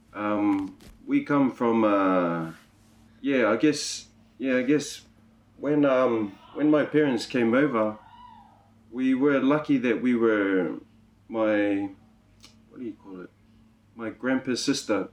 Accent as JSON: {"language": "English", "region": "Auckland", "country": "New Zealand", "moved": "yes", "lives_now": "Gold Coast, Australia", "said": "am from Auckland, New Zealand"}